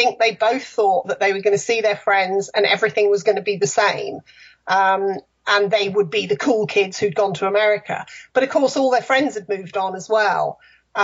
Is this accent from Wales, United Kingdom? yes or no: no; near Liverpool, North West England, United Kingdom; moved away as an adult; also born or lived in London area / Windsor / Fareham; now in Lakeland, United States; I was born just outside London, but moved to the north, close to Liverpool, when I was fairly young. So I kind of think of myself more as a northerner.